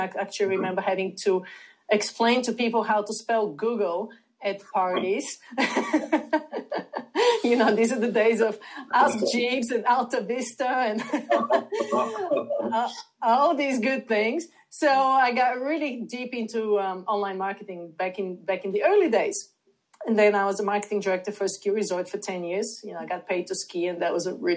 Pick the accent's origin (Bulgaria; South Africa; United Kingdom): Bulgaria; moved away as an adult; now in United States; I'm originally from Bulgaria. I came to the United States to pursue my master's degree in international marketing